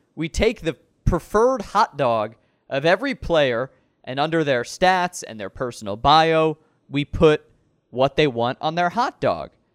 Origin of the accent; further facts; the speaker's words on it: Chicago, Illinois, United States; I grew up in the Norris Shore too